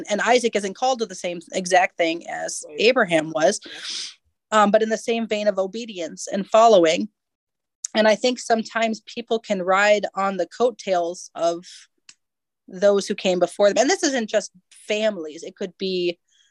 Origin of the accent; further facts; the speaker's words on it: United States; I'm an American and a millennial